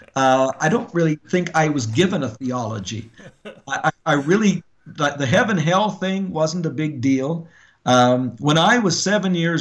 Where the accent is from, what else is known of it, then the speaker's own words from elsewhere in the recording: Edmonton, Alberta, Canada; moved away as an adult; also born or lived in Yellowknife, Northwest Territories / Wichita, Kansas / Tulia, Texas / Wyoming; I grew up in Canada